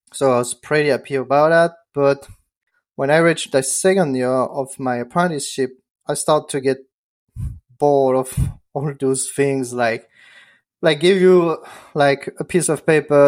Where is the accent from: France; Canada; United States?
France; English is a second language; moved away; I'm from France. I'm not from the U S.